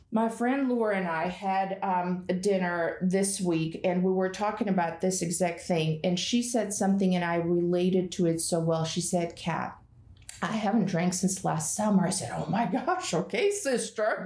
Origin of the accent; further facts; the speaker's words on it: Russia; moved away; I was born and raised in Russia